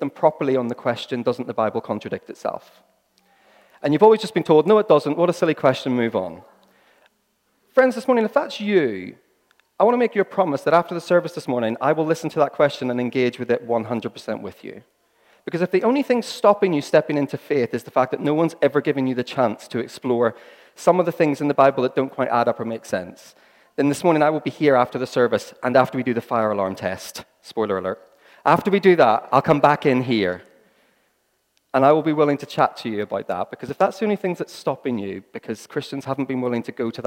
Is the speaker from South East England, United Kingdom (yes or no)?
no; Northern Ireland, United Kingdom; I'm from Northern Ireland